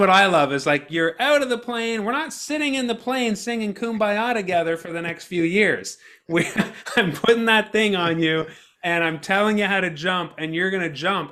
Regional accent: Ottawa, Ontario, Canada; I grew up in Ottawa

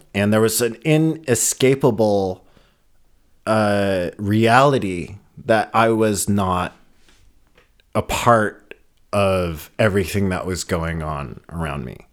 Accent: Boulder, Colorado, United States; now in Berlin, Germany; I grew up in Boulder, Colorado, and it was predominantly white

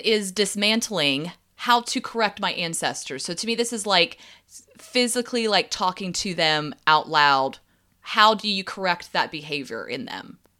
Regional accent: the South, United States; growing up in the South

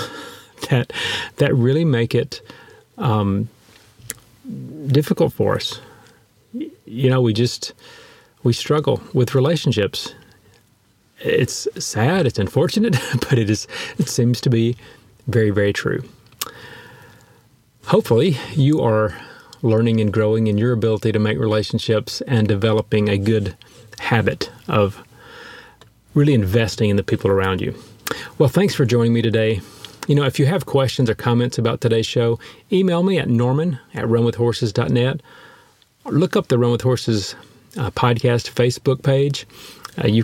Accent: United States; as an American

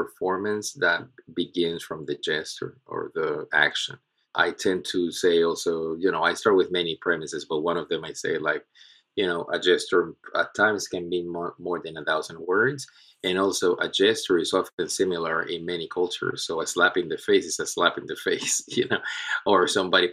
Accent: Puerto Rico; moved away; also born or lived in Charlotte; I am originally from Puerto Rico, born and raised in the island.

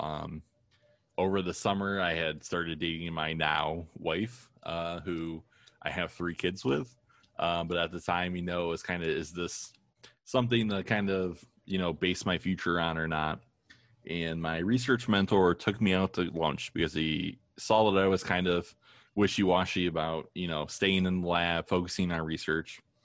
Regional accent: Toledo, Ohio, United States; also born or lived in Maine; I grew up in Maine and we moved to Toledo when I was six

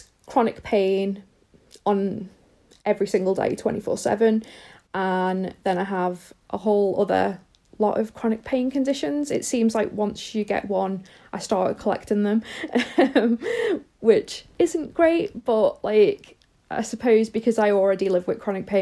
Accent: Liverpool, North West England, United Kingdom; moved away as an adult; now in Northamptonshire, United Kingdom; I'm originally from Liverpool in the UK, but I live in Northamptonshire

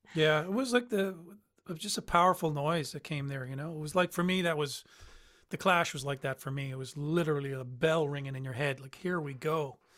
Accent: St. John's, Newfoundland and Labrador, Canada; in the boroughs of Newfoundland, Saint John's where I'm from

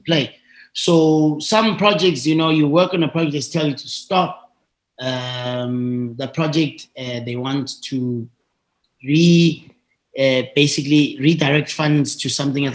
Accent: Tembisa, Gauteng, South Africa; I went to a, a, a, local school in, in the township where I grew up in Tembisa

